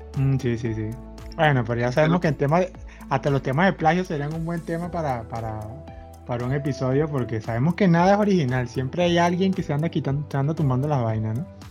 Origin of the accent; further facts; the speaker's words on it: Venezuela; todos somos venezolanos